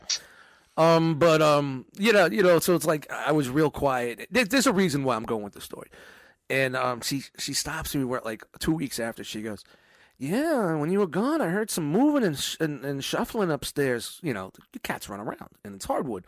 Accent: New York City, New York, United States; born or raised there

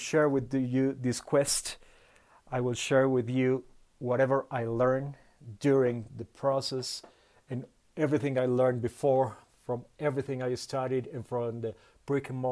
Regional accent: Bolivia; English is a second language; I'm from Bolivia.

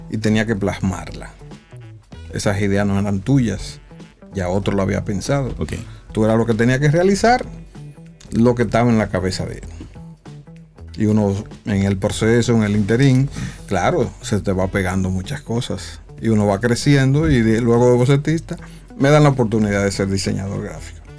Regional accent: San Juan de la Maguana, San Juan, Dominican Republic; moved away; also born or lived in Santo Domingo; Yo soy oriundo de San Juan de la Maguana.

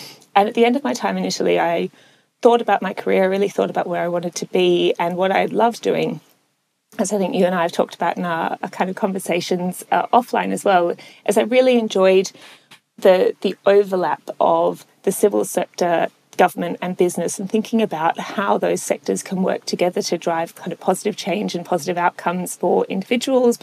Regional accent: Melbourne, Victoria, Australia; moved away; also born or lived in London; I was born in London. My dad is English. My mother's Australian, but I primarily grew up in Melbourne in Australia

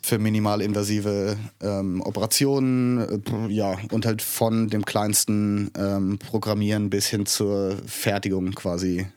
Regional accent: Kastellaun, Rhineland-Palatinate, Germany; moved away as an adult; also born or lived in Innsbruck, Austria / Canada; Ich bin hier im Hunsrück aufgewachsen

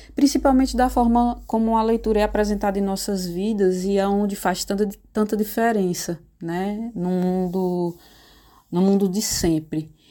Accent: Pedra, Pernambuco, Brazil; somos conterrâneos, né? Dessa cidade maravilhosa

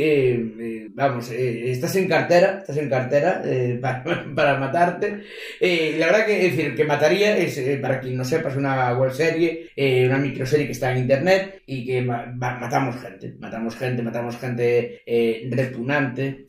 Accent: A Coruña, Galicia, Spain; soy de Coruña, soy de Coruña

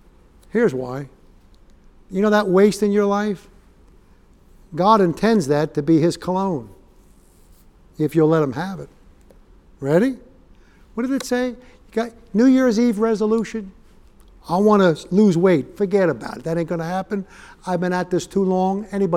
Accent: New York, United States; like I used to ask my dad growing up in New York, what do you want for Father's Day, Dad?

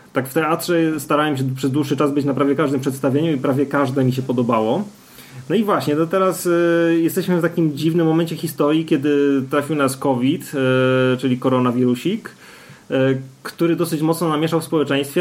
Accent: Gliwice, Silesian Voivodeship, Poland; ja jestem z Gliwic

